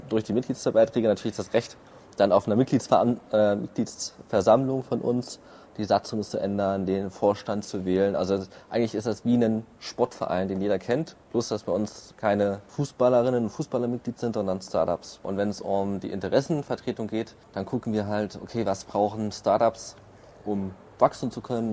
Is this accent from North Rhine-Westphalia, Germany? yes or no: no; Erfurt, Thuringia, Germany; moved away as an adult; now in Berlin, Germany; ursprünglich komme ich aus Erfurt